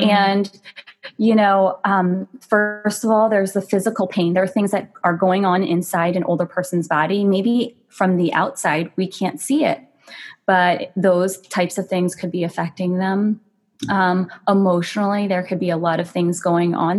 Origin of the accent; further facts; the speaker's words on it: United States; I'm Asian American